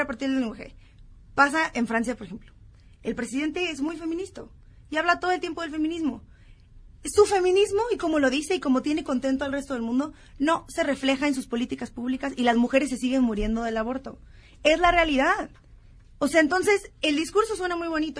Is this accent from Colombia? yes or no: no; Baja California, Mexico; Yo soy de Baja California